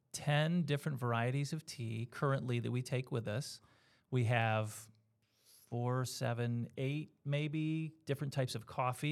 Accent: New York, United States; And I was from Central and Western New York for my life.

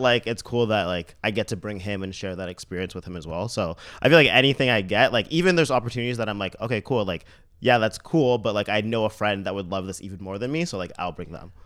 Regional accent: Mississauga, Ontario, Canada; now in Toronto, Canada; I'm from Saga

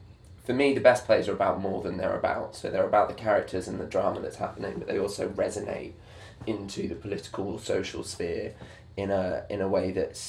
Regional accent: Manchester, North West England, United Kingdom; In Manchester.

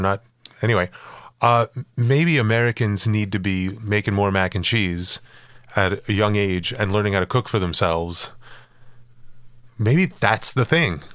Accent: Montreal, Quebec, Canada; moved away as an adult; also born or lived in Los Angeles, United States; I moved away and never lived in the West Island again

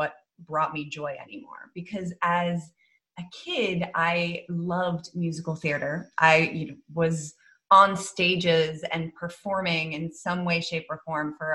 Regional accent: Netherlands; moved away as an adult; also born or lived in London, United Kingdom / United States; I actually grew up in the Netherlands. I was born in London, moved to the Netherlands when I was 6 and grew up there, went to a Dutch school.

